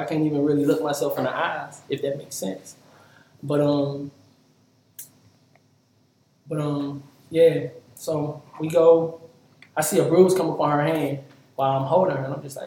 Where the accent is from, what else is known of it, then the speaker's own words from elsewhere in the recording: St. Louis, Missouri, United States; moved away; also born or lived in Miami / New Orleans / Dallas; grew up in St. Louis